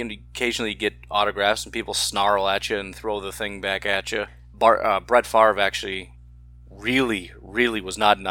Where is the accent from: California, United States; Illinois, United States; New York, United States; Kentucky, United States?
Illinois, United States; I'm from Illinois